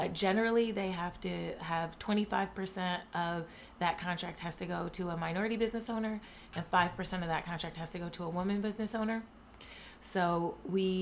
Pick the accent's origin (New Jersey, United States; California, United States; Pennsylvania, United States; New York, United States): New York, United States; Buffalo; I'm from Buffalo